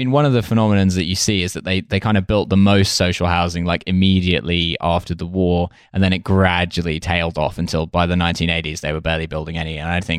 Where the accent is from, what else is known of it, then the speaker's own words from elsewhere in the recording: Essex, East of England, United Kingdom; the town I grew up in Essex is a new town